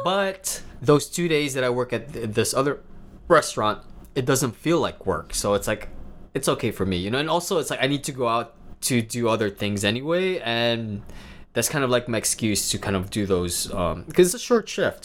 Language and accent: English; Davao City, Davao Region, Philippines; also born or lived in Manila, Philippines; now in New York City, United States; where I'm from, I'm from Davao City, and I absolutely love it